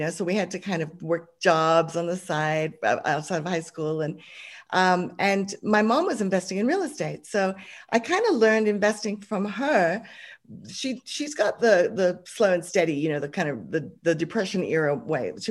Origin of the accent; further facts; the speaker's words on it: Hong Kong; I started off just uh, growing up, growing up in Hong Kong, funnily enough, I lived overseas. My dad got a job over there